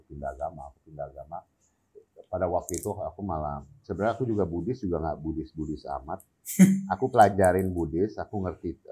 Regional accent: Jakarta, Indonesia; also born or lived in England; aku lahir di Inggris. Lahir di Inggris saja. Cuman aku besar di Jakarta.

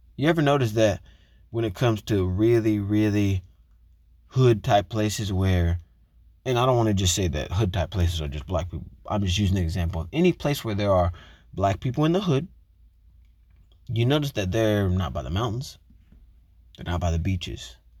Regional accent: United States; I am American, I live in America

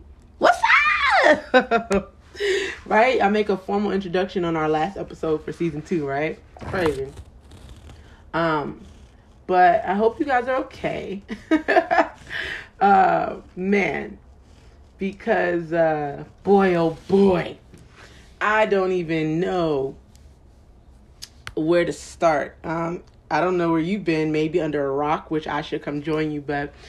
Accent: Camden, New Jersey, United States; I'm from Camden. So that's like right across the street from Philadelphia

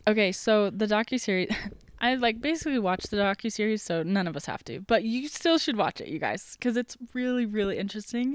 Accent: United States; the American that I am

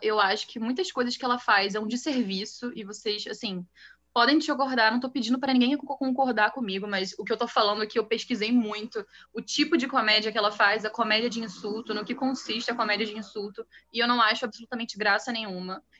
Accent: Rio de Janeiro, Brazil; eu sou do Rio de Janeiro, tenho 20 anos.

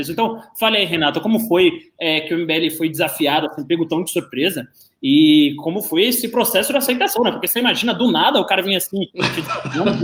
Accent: Bahia, Brazil; eu sou baiano

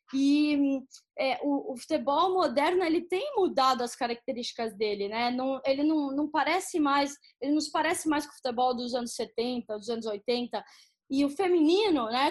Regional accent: Campinas, São Paulo, Brazil; moved away as an adult; also born or lived in Aguaí / United States; Eu sou de uma cidade pequena, né, do interior de São Paulo, Aguaí. É, cresci em Campinas, mas sou de Aguaí.

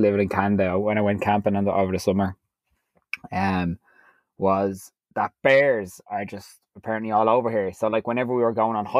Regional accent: Ireland; we come from Ireland

